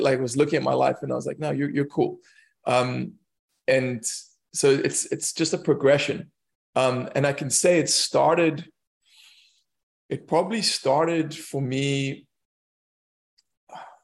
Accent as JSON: {"language": "English", "country": "South Africa", "tie": "born or raised there", "also_born_or_lived": "London", "moved": "as an adult", "said": "as a South African, especially as a white South African, growing up around these people who, you know, they're very impoverished"}